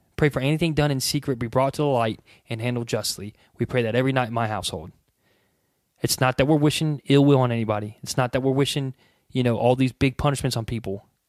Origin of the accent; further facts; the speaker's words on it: United States; we as the American people